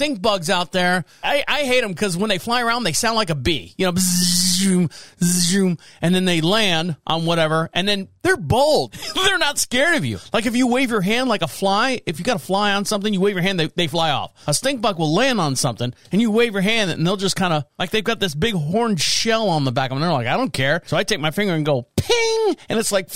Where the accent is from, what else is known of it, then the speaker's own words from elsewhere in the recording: Orlando, Florida, United States; moved away as an adult; now in North Carolina, United States; I'm from Florida, born and raised in Orlando